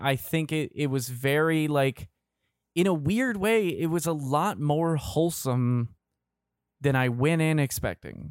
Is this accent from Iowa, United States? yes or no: no; Kentucky, United States; also born or lived in Indiana / Georgia; now in Florida, United States; I'm from Kentucky. I've lived in, I moved from Kentucky, the Kentucky, Indiana area to Georgia, lived there for a few years, and now live in Florida.